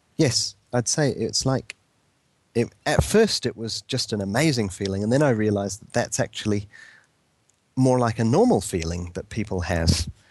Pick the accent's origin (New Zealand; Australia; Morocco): New Zealand; moved away; I went back to New Zealand